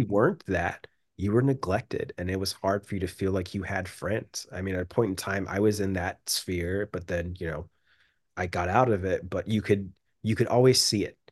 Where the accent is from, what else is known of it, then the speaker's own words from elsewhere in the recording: United States; moved away as an adult; also born or lived in London; I'm just this, like, weird mixed American dude